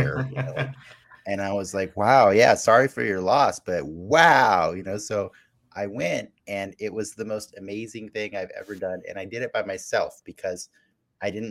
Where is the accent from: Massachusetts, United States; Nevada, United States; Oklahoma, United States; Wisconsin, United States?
Nevada, United States; Las Vegas; I grew up in Vegas, so I was exposed to a lot of conventions